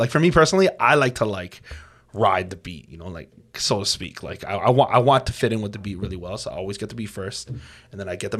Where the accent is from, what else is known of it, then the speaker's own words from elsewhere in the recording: Toronto, Ontario, Canada; Yeah, I was born right here in Toronto.